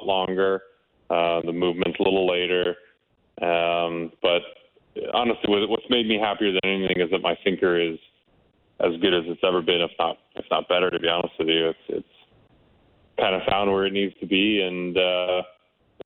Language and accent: English; Canada; being a Canadian kid